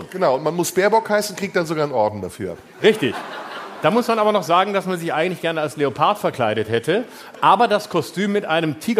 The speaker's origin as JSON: {"language": "German", "town": "Riesa", "region": "Saxony", "country": "Germany", "said": "komme aus Riesa."}